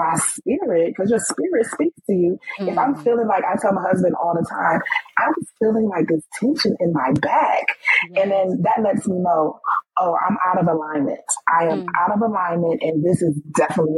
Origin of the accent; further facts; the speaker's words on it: New York, United States; moved away as an adult; also born or lived in Washington, D.C.; now in Maryland, United States; we're from New York. You don't live in New York anymore. I don't live in New York anymore. I live in Maryland